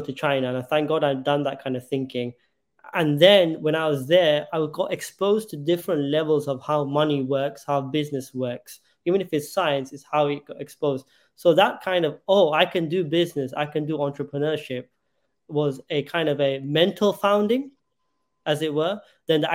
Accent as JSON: {"language": "English", "region": "London", "country": "United Kingdom", "tie": "born or raised there", "moved": "as an adult", "said": "growing up in London"}